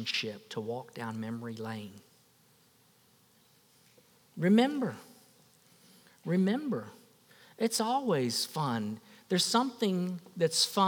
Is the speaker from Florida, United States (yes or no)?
yes; West Palm Beach, Florida, United States; I went back home, West Palm Beach. I was a girl from West Palm Beach. I went back home and I had a fort in my backyard